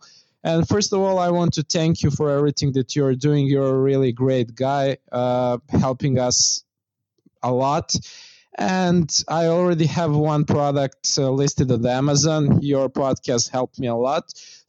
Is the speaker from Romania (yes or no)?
no; Serbia; now in Shenzhen, China; I'm from Serbia.